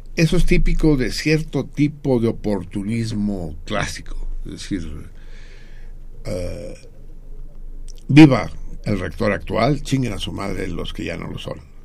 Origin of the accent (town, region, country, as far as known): Mexico